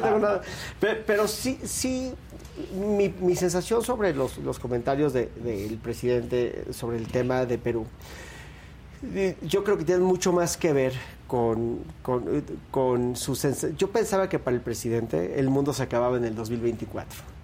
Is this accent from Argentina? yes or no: no; Mexico; como mexicano